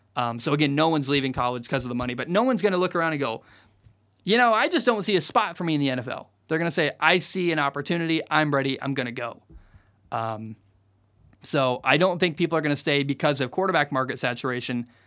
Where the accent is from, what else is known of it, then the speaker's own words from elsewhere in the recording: Portland, Oregon, United States; I grew up in the Northwest. All my friends and family are Oregon fans